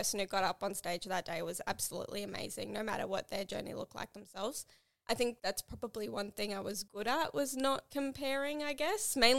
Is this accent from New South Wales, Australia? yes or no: no; Townsville, Queensland, Australia; moved away; I went back to Townsville, my hometown